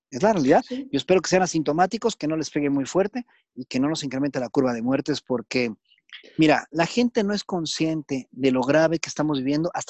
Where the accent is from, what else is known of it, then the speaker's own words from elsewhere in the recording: Japan; Es una gran ventaja, porque soy japonés, entonces eso es un punto interesante.